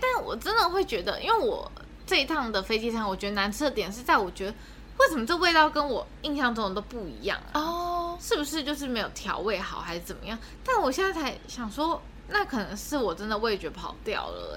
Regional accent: Taiwan; 然后我们就是台湾人

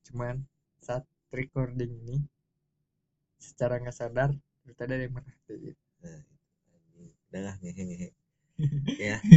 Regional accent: Java, Indonesia; gue berhubung orang Jawa dan keluarga gue dan daerah kampung gue itu masih kental hal yang begitu

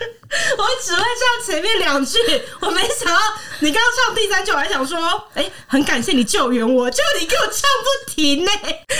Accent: Taiwan; 可是你你是闽南人呢？我是闽南人，说客家话，

